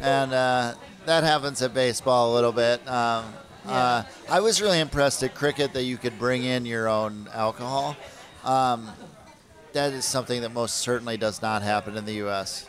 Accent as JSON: {"language": "English", "region": "Minnesota", "country": "United States", "tie": "born or raised there", "moved": "yes", "lives_now": "New York, United States", "said": "I grew up in Minnesota"}